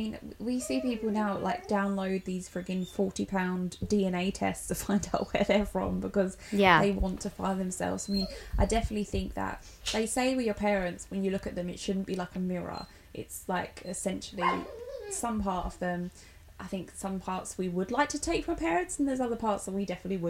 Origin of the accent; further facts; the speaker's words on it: Pakistan; Oh, is that Bangladesh? Like, no, it's not Bangladesh. I'm from Pakistan.